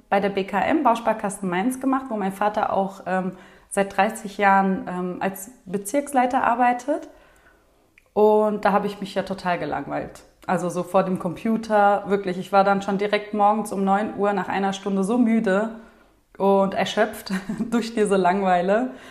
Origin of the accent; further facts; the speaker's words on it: Turkey; Ich komme ja eigentlich aus der Türkei und ich fühle mich auch so türkisch. Und wir reden zu Hause auch türkisch.